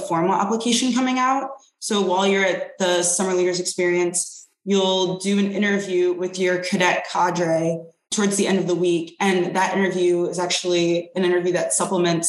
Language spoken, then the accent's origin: English; Detroit, Michigan, United States; moved away as an adult; I grew up in Detroit